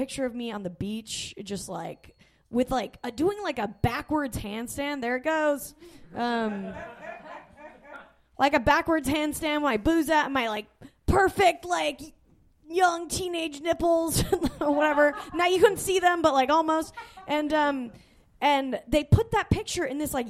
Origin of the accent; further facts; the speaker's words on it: Salt Lake City, Utah, United States; I grew up in Salt Lake City